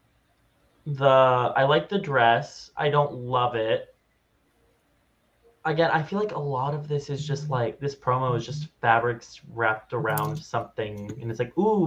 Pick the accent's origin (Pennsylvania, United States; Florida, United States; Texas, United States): Florida, United States; I'm from Florida